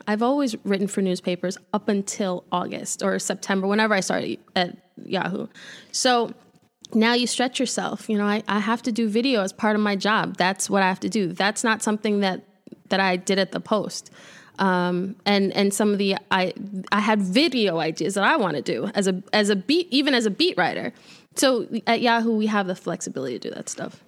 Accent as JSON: {"language": "English", "town": "New York City", "region": "New York", "country": "United States", "also_born_or_lived": "Buffalo", "moved": "as an adult", "said": "I'm from Brooklyn"}